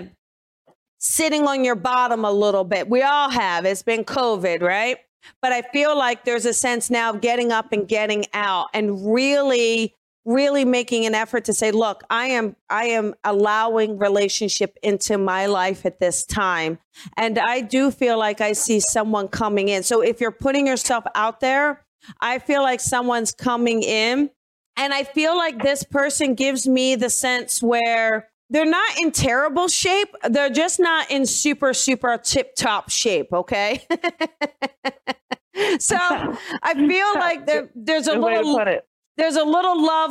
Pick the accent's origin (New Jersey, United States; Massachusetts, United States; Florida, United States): New Jersey, United States; I'm from New Jersey